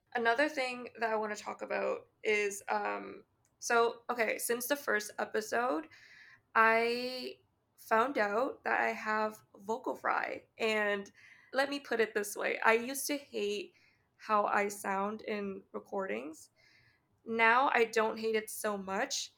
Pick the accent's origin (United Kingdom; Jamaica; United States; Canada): Canada; accent: Canadian; my speech intonation and my Canadian accent